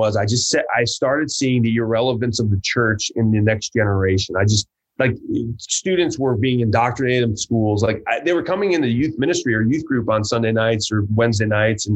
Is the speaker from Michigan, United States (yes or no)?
yes; Hillsdale, Michigan, United States; moved away as an adult; also born or lived in Huntington, Indiana; I grew up actually in Michigan. I was in Southern Michigan in a little town called Hillsdale, Michigan.